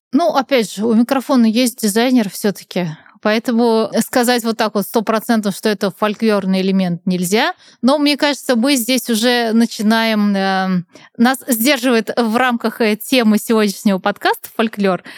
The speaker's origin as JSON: {"language": "Russian", "town": "Nizhny Novgorod", "region": "Nizhny Novgorod Oblast", "country": "Russia", "tie": "born or raised there", "said": "я сама из Нижнего Новгорода"}